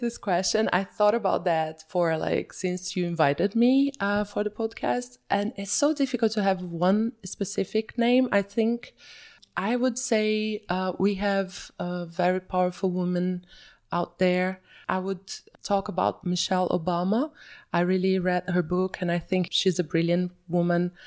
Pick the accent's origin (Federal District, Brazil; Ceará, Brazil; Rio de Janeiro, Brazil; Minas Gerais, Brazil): Minas Gerais, Brazil; Belo Horizonte; moved away as an adult; also born or lived in São Paulo / Bahia; now in Zurich, Switzerland; I was born and raised in Belo Horizonte until I was five years old